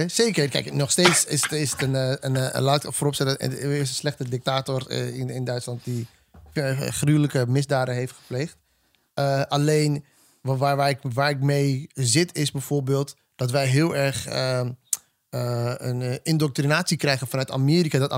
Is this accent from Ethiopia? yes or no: yes; Ethiopia; now in Netherlands; En ik ben een Ethiopische man die hier in Nederland woont.